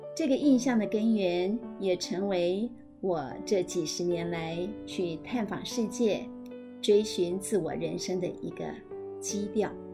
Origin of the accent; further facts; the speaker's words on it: Madou, Tainan, Taiwan; 我的故乡就是马窦